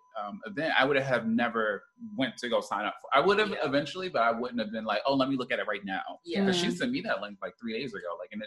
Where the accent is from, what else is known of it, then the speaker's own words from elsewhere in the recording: New York, United States; we New Yorkers.